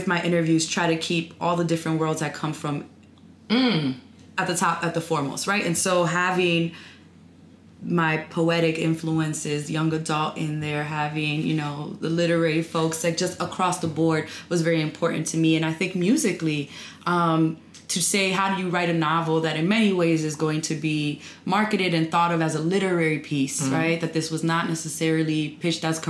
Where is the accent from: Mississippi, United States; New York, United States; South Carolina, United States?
New York, United States; New York City; moved away as an adult; now in Washington, D.C., United States; I was actually born and raised near Harlem in Manhattan.